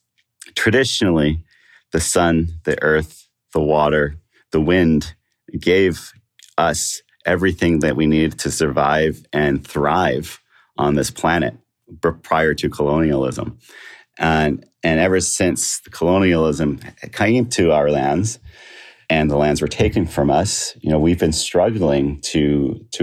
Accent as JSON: {"language": "English", "country": "Canada", "said": "I'm from the Notkemawaning First Nation"}